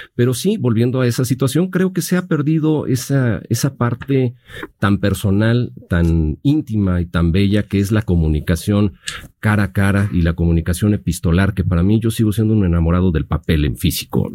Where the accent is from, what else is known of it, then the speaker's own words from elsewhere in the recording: Mexico; como mexicanos